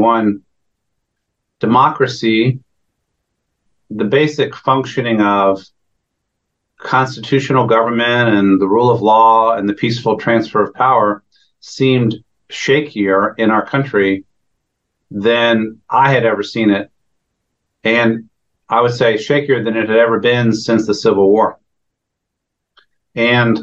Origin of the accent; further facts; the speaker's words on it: Northern Virginia, United States; I grew up in the Northern Virginia area